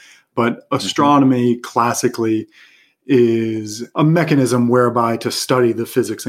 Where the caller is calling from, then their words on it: Los Angeles, California, United States; I am calling in from Eagle Rock, California, which is part of Los Angeles. So I'm in Southern California